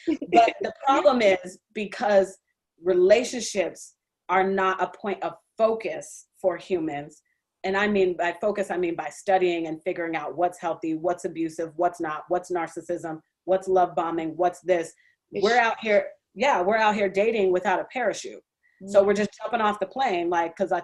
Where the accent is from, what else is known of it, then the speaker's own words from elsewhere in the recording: Seattle, Washington, United States; moved away as an adult; also born or lived in Indianapolis; I grew up in Seattle